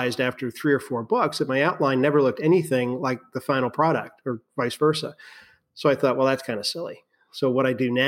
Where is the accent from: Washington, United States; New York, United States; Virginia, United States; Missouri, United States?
Virginia, United States; I grew up in Virginia. I still live in Virginia